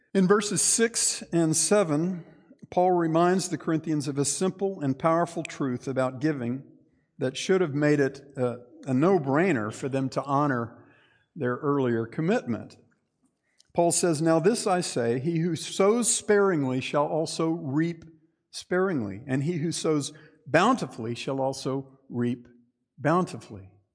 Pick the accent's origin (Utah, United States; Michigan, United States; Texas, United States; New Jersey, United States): Texas, United States; I'm Texan